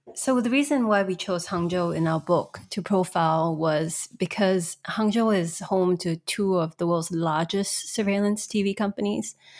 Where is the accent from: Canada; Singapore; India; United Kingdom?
Singapore; moved away as an adult; also born or lived in Shanghai; I'm actually Singaporean